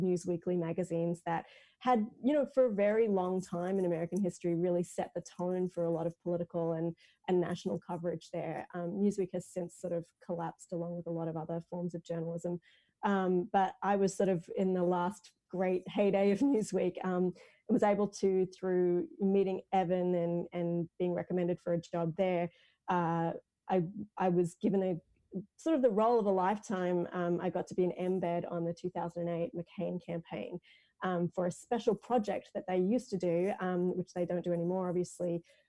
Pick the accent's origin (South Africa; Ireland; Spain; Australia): Australia; being an Australian and being very involved in US presidential politics